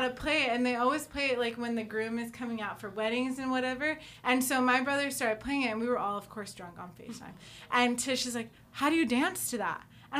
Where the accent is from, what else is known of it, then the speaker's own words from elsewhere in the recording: Oakland, California, United States; I grew up in Oakland until middle school, and then I moved out to Southern California.